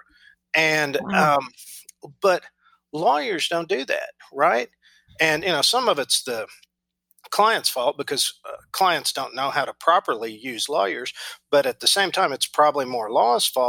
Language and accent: English; Enid, Oklahoma, United States; live in my hometown, which is Enid, Oklahoma, which is just an overgrown prairie town.